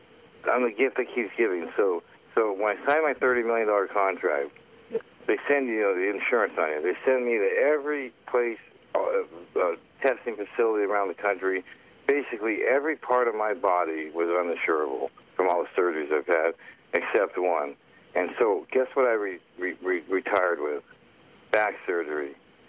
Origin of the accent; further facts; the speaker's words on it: Canada; Yeah, I'm actually Canadian.